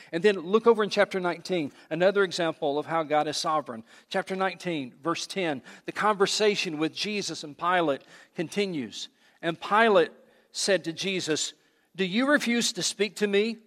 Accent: United States; I love this country, but I am a Christian before I'm an American

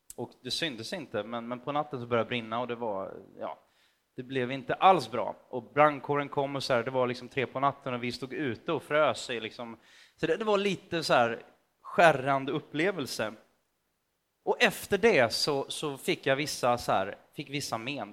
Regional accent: Motala, Östergötland, Sweden; Jag växte upp i Motala, ganska nära Göta kanal

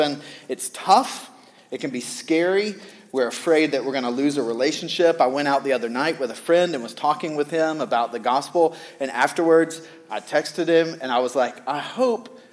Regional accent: the South, United States; I grew up in the South

